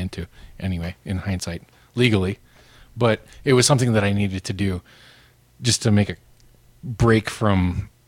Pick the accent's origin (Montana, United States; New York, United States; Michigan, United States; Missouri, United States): Montana, United States; Missoula; moved away as an adult; also born or lived in Japan; It's in my hometown, and you know, I neglected my mother for enough years, so I moved into her basement bedroom, my old bedroom